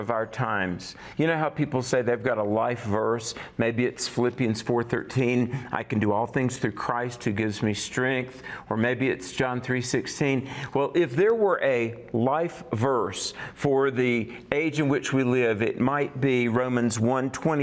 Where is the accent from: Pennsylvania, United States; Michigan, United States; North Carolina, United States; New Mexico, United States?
North Carolina, United States; accent: Southern; You got North Carolina, not just me and my Southern accent